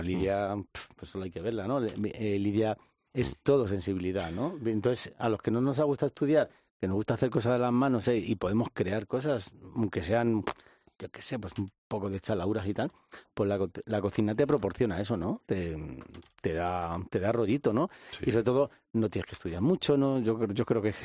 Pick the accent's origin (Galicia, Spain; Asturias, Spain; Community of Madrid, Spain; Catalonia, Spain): Community of Madrid, Spain; Madrid; yo soy un joven de Vallecas